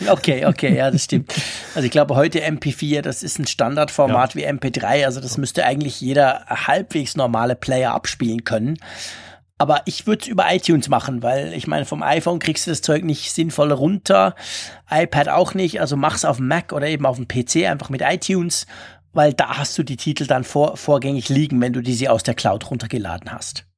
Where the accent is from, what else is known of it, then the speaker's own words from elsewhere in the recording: Switzerland; als Schweizer